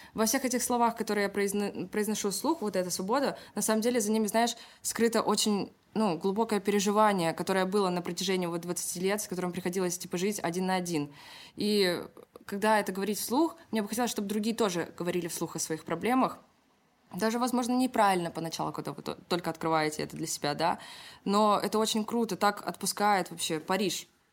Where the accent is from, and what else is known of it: Kingisepp, Leningrad Oblast, Russia; born or raised there; also born or lived in Saint Petersburg; now in Moscow, Russia